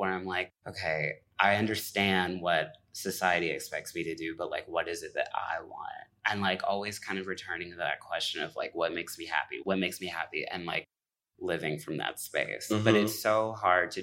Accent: Midwest, United States; moved away as an adult; also born or lived in Indianapolis, Indiana / New York; I grew up between like Gary and Chicago

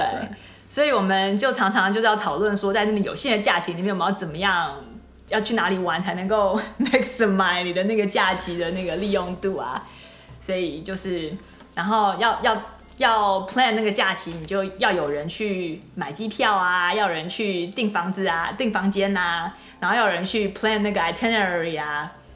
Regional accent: Taipei, Taiwan; moved away as an adult; also born or lived in Michigan, United States; now in Silicon Valley, United States; 我是在台北出生长大的，然后研究所毕业之后才来美国嘛

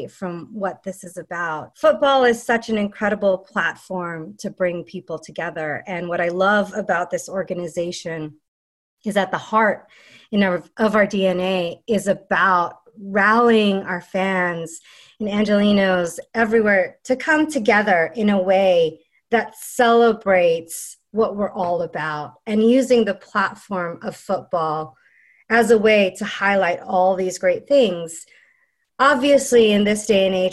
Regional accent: United States; I am Filipino American. My parents immigrated here just before I was born

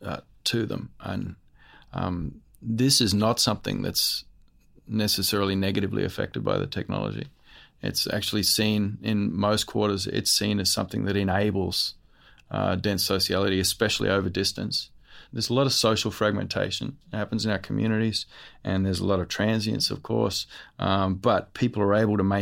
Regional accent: Western Cape York, Queensland, Australia; I'm from Western Cape York, Upalich clan

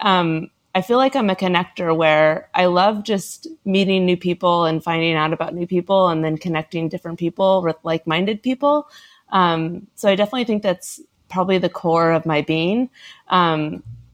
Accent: Portland, Oregon, United States; now in New York, United States; I grew up in Portland, Oregon

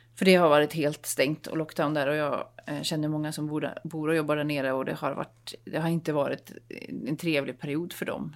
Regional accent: Dalsland, Västra Götaland, Sweden; moved away; jag åkte till min hembygd i Dalsland

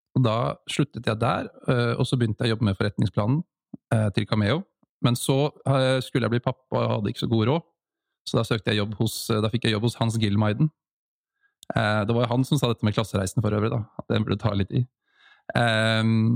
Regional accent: Oslo, Norway; det er litt det som jeg har tatt med meg fra oppveksten i Holmlia

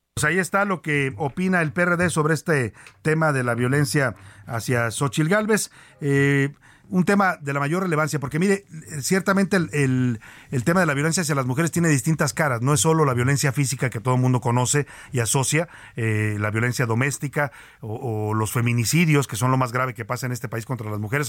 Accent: Jalisco, Mexico; Somos paisanos de Jalisco

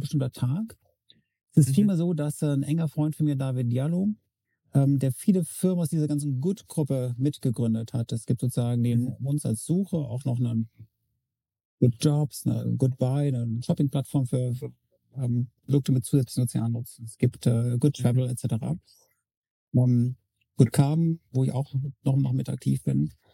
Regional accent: Freiburg, Baden-Württemberg, Germany; seit Dezember meine Heimatstadt Freiburg

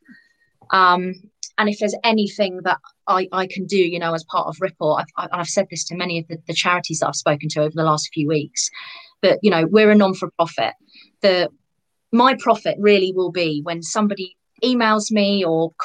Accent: United Kingdom; particularly being British

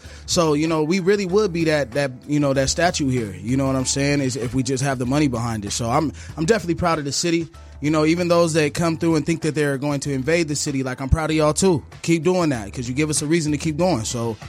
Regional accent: Phoenix, Arizona, United States; Growing up in the city of Phoenix, man, like, I've been watching, you know, my OGs doing this stuff for years

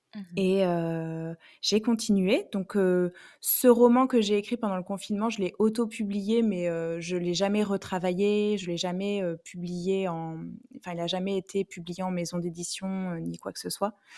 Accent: Bordeaux area, Nouvelle-Aquitaine, France; je viens de Bordeaux

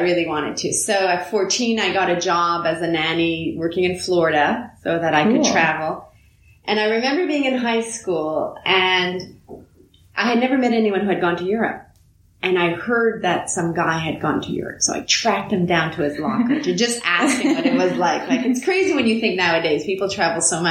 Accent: just outside of Montreal, Quebec, Canada; first language French; English is a second language; I grew up just outside of Montreal in a family where we only spoke French

